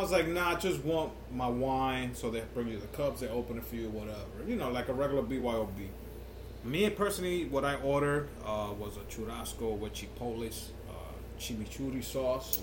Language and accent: English; New York, United States; we grew up in New York